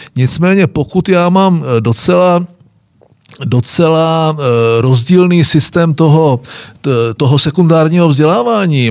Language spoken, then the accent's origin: Czech; Moravian Wallachia, Czechia; my Valaši